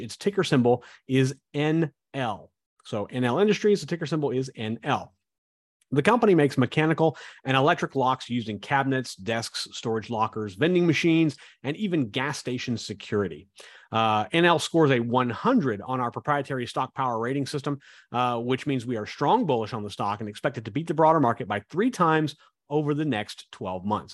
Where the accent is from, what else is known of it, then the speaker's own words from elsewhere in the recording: Kansas, United States; I grew up in Kansas